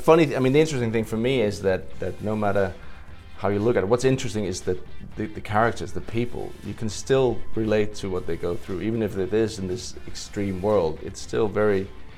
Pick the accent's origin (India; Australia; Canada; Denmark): Denmark; I come from Denmark.